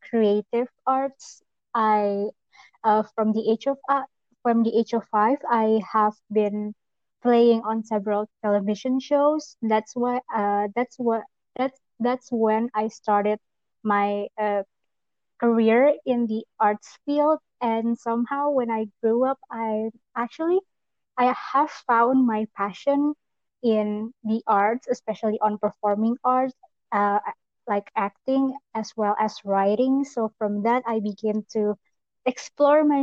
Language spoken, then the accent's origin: English; Jakarta, Indonesia; I am from Indonesia, Jakarta specifically